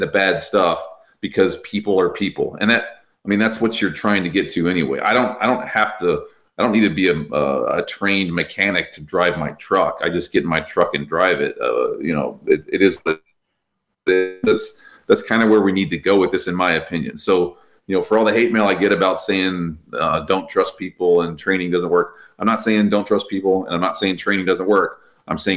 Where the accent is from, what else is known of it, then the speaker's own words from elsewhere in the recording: Texas, United States; I'm from Texas